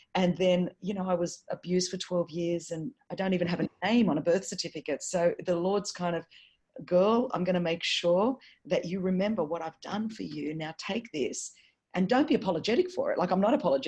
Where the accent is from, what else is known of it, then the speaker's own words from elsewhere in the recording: Sydney, New South Wales, Australia; I wasn't born at Crown Street Women's Hospital here in Sydney